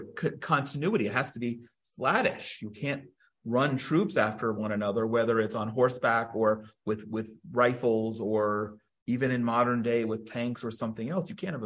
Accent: Princeton, New Jersey, United States; also born or lived in Judean Mountains, Israel; now in Israel; I grew up in Princeton, New Jersey. We had a historic Revolutionary War battlefield 2 miles from my house.

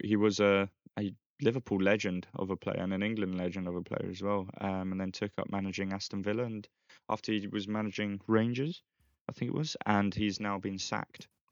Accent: Philippines; now in Spain; my hometown, Philippines

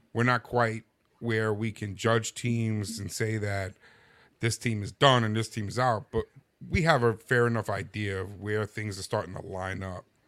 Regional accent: New York, United States; I am from New York

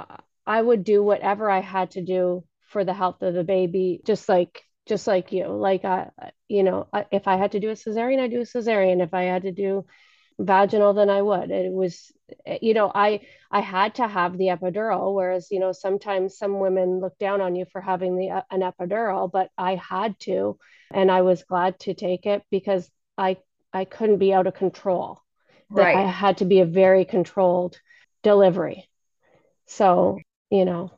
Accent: Ottawa, Ontario, Canada; moved away as an adult; now in Ohio, United States; I'm from Ottawa. I've only been in the U.S. for 8 years, so I had all my children in Canada

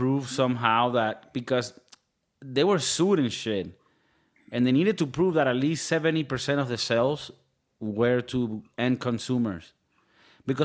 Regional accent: Venezuela; I'm from Venezuela.

